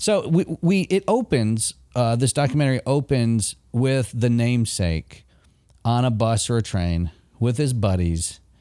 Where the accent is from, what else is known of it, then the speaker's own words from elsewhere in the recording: Michigan, United States; moved away; I grew up in Michigan